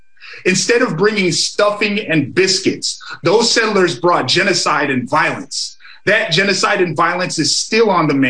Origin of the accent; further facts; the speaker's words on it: Amskapi Piikani Nation, Montana, United States; I come from the Amskapi Pukani Nation.